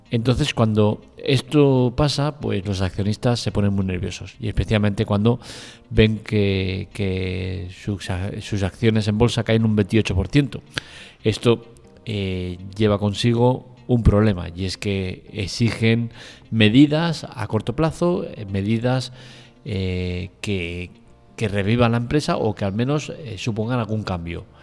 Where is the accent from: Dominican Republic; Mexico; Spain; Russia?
Russia; me como el marrón de censura por todos lados porque soy ruso.